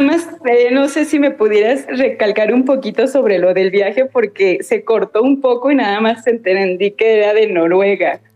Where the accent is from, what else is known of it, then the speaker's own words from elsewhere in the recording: Toluca, State of Mexico, Mexico; now in Tlajomulco de Zúñiga, Mexico; yo soy de Toluca y ahorita estamos radicando aquí en Tlajomulco de Zúñiga, que es Guadalajara, Jalisco